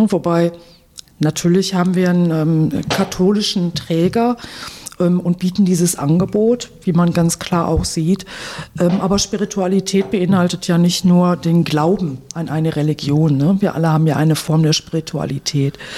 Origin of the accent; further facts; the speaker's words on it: Oberhausen, North Rhine-Westphalia, Germany; born there; now in Wuppertal, Germany; Ja, also ich bin eine gebürtige Oberhausenerin, wohne jetzt in Wuppertal und arbeite in Dortmund.